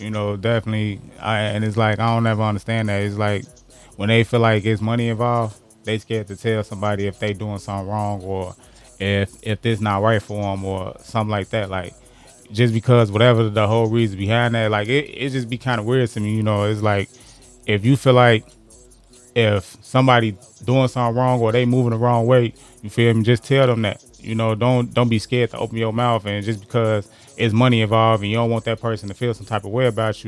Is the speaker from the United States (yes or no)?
yes; Chicago, Illinois, United States; I'm from Chicago too, from the west side of Chicago. Grew up on 15th to Kesey